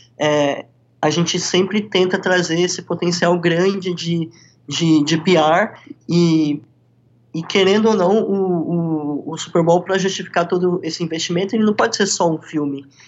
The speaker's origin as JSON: {"language": "Portuguese", "country": "Brazil", "moved": "yes", "lives_now": "Miami, United States", "said": "como brasileiros"}